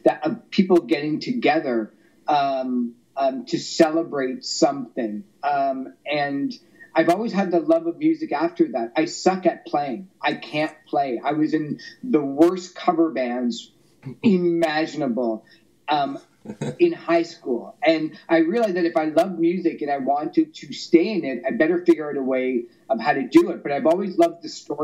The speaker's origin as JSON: {"language": "English", "town": "Toronto", "region": "Ontario", "country": "Canada", "tie": "born or raised there", "said": "I grew up in Toronto"}